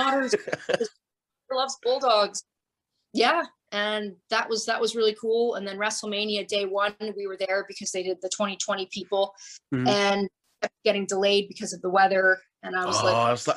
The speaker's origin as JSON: {"language": "English", "town": "Calgary", "region": "Alberta", "country": "Canada", "tie": "born or raised there", "also_born_or_lived": "Tampa, Florida, United States", "moved": "as an adult", "lives_now": "Florida, United States", "said": "I was born in Calgary. And then in 91, we moved to Florida"}